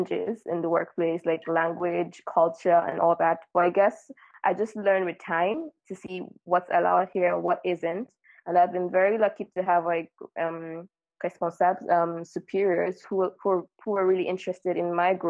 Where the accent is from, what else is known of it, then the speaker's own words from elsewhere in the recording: Nigeria; now in France; I'm from Nigeria and I live in France